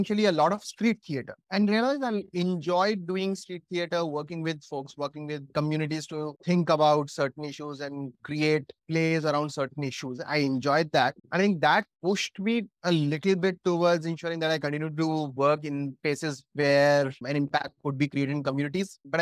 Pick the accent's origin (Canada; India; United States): India; Jhansi, Uttar Pradesh; moved away; also born or lived in Delhi; I was born and brought up in Jhansi, did my schooling from there